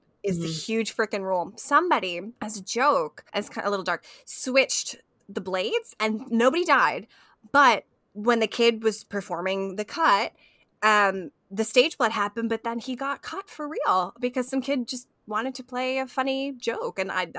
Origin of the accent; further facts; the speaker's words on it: Scotland, United Kingdom; As a Scottish pagan, I do love this movie